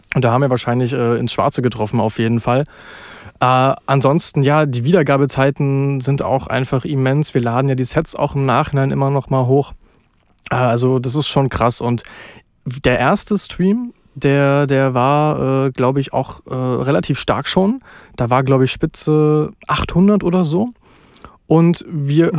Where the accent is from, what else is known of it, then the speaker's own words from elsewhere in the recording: Halle, Saxony-Anhalt, Germany; also born or lived in Berlin; Komme aus Halle eigentlich, bin aber unter der Woche immer in Berlin arbeiten